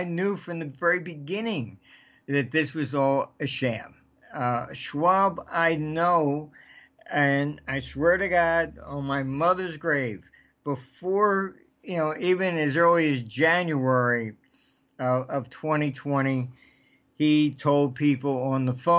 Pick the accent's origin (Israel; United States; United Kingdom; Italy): United Kingdom; I came from Britain